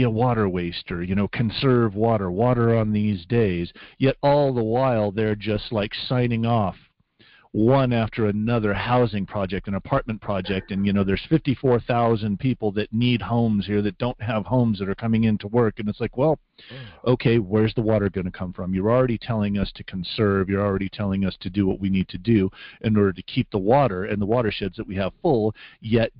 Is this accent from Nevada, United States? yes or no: yes; Las Vegas, Nevada, United States; moved away; when we were growing up in Las Vegas